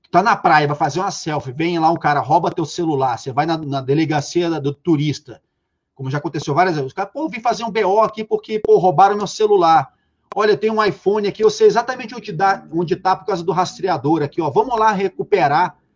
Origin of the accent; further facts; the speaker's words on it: Rio de Janeiro, Brazil; Eu sou carioca e sou do subúrbio carioca, sou da Penha, ou seja, nos entornos do complexo do Alemão, Durante 11 anos da minha vida, eu vivi a cultura da comunidade da favela.